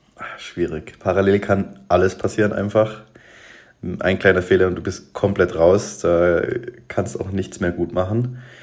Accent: Allgäu, Germany; bei uns im Allgäu in Balderschwang

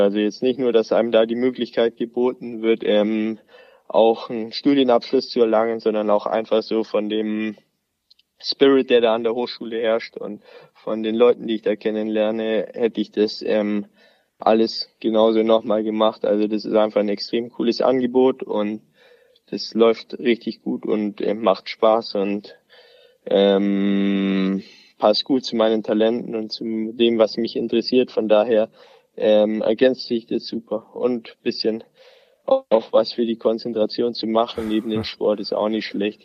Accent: near Ansbach, Bavaria, Germany; in Ansbach, also gar nicht so weit weg von meinem Heimatort

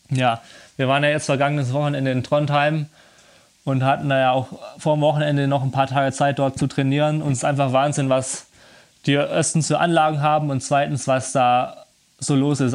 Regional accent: Germany; bei uns in Deutschland

